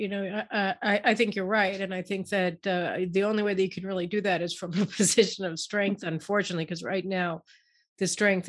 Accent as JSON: {"language": "English", "town": "Chicago", "region": "Illinois", "country": "United States", "said": "I came from Chicago where you had two seasons of the year, snow and construction"}